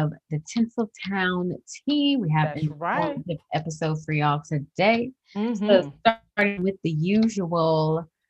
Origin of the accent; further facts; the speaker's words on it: Florida, United States; I was raised in Florida, which is, you know, tropical place.